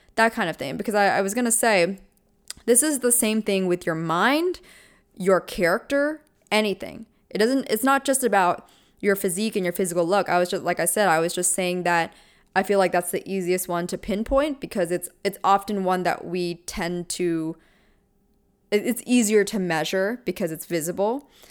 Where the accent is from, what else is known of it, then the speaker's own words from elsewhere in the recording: Pennsylvania, United States; I'm from Pennsylvania